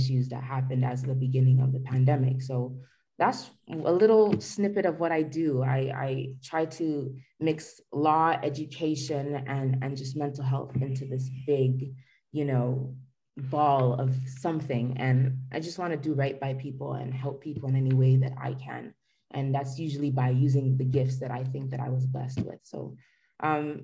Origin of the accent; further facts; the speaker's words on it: Toronto, Ontario, Canada; I was born and raised in Toronto